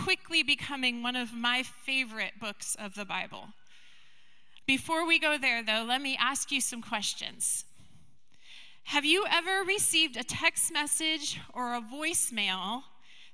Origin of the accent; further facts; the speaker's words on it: Skagit County, Washington, United States; I grew up in Skagit County